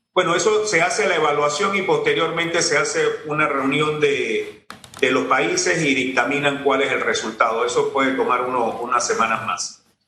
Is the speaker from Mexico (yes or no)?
no; Tolé, Ngäbe-Buglé Comarca, Panama; soy de Tolé.